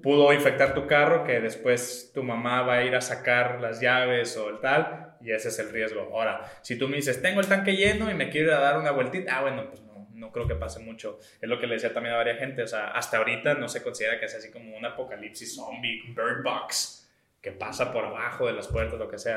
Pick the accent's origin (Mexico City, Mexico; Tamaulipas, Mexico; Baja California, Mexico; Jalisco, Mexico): Baja California, Mexico; nosotros somos de Baja California